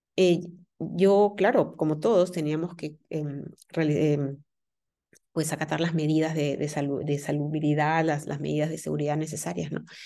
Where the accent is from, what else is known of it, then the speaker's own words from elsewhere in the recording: Peru; now in Germany; Yo vivo en, en, Alemania y mi familia, pues está en mi país, yo soy de Perú